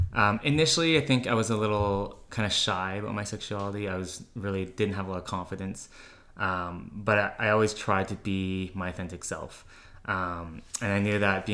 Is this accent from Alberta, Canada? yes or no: yes; Calgary, Alberta, Canada; born and raised in Calgary.